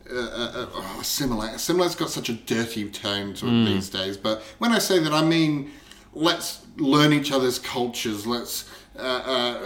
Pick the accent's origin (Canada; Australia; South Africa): Australia; we are Australian